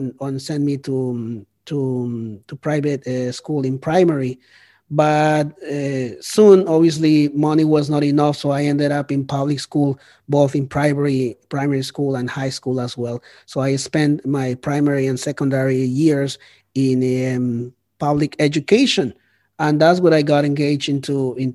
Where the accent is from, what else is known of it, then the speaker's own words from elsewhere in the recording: Bogotá, Colombia; English is a second language; moved away as an adult; also born or lived in Chicago, United States; now in Toronto, Canada; I was born in Bogota, Colombia, but I don't necessarily consider myself Colombian